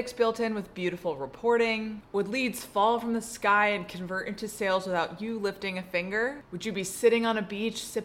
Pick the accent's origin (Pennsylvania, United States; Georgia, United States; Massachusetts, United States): Georgia, United States; Atlanta; my hometown of Atlanta